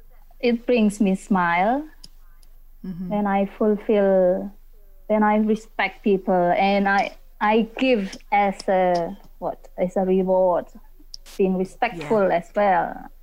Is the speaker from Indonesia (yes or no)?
yes; Indonesia; I'm from Indonesia. Maybe you heard about mm-hmm. Indonesia